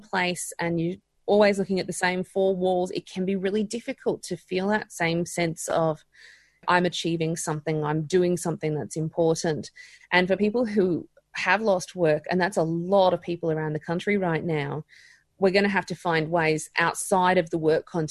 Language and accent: English; Queensland, Australia; I'm a Queenslander